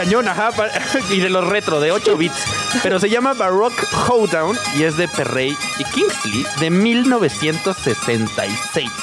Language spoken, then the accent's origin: Spanish; Mexico; soy mexicano